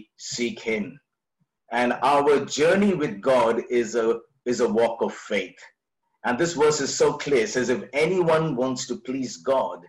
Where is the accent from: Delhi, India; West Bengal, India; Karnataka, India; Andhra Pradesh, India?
Delhi, India; we're from Delhi